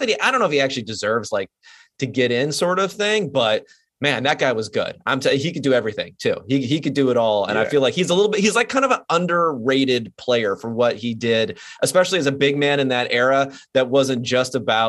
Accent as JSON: {"language": "English", "region": "Southern California", "country": "United States", "said": "I'm from Southern California"}